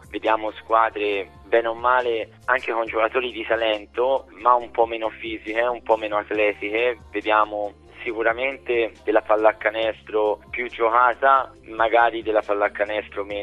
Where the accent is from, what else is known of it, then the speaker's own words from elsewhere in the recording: Siena, Tuscany, Italy; Io sono nato a Siena, sono cresciuto a Siena